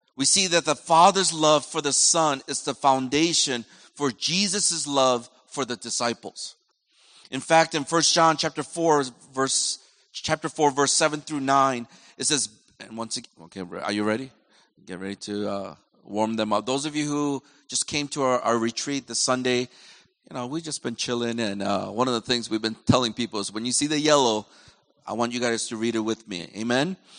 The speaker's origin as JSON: {"language": "English", "country": "United States", "said": "I'm from America"}